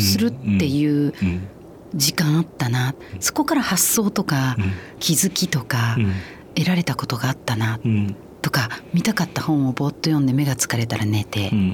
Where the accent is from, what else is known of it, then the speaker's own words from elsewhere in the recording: Osaka, Japan; moved away as an adult; also born or lived in Jeju, South Korea; now in Tokyo, Japan; 大阪の生野区の鶴橋